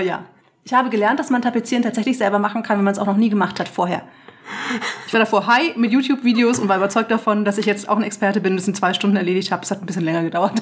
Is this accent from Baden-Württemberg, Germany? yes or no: no; Franconia, Bavaria, Germany; mein Bayer, Bayerntum, was nicht ganz korrekt ist, denn ich bin ja Fränkin